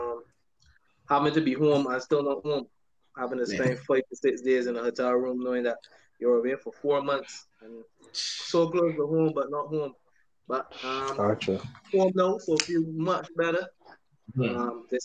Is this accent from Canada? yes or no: no; Garden Land, Saint Michael, Barbados; I grew up in Tong, Gardenland, St. Michael